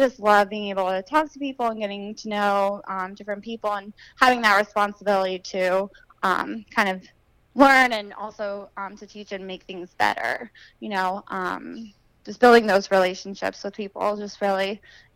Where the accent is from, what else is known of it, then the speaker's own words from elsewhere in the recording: Pennsylvania, United States; moved away as an adult; I'm originally from Pennsylvania, and I actually went to school for elementary education. So I came down here about 6 years ago